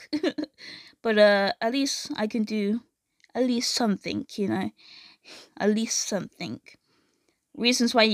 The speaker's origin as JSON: {"language": "English", "country": "United Kingdom", "said": "I'm British"}